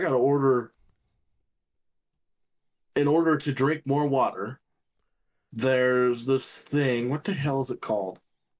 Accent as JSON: {"language": "English", "region": "Texas", "country": "United States", "said": "I come from Texas."}